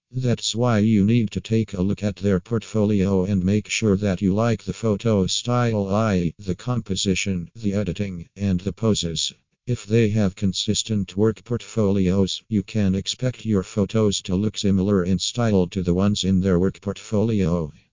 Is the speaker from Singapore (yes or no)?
yes; Singapore; from Singapore.